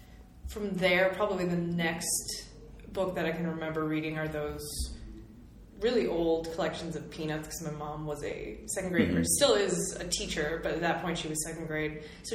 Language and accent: English; near the Minnesota border, Wisconsin, United States; I am not technically Minnesotan born, but I was born just across the border, and my whole family is from over here, so I've sort of lived that border my entire life.